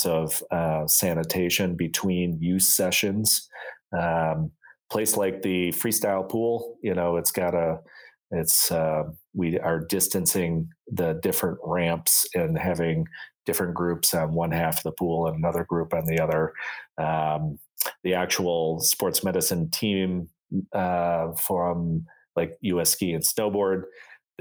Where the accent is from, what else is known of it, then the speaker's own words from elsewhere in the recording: Buffalo, New York, United States; moved away as an adult; now in Salt Lake City, United States; my hometown of Buffalo, New York